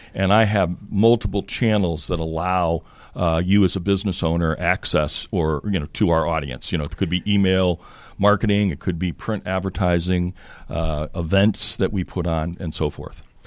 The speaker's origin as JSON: {"language": "English", "region": "Connecticut", "country": "United States", "tie": "born or raised there", "also_born_or_lived": "Boston area, Massachusetts / France", "said": "grew up in Connecticut."}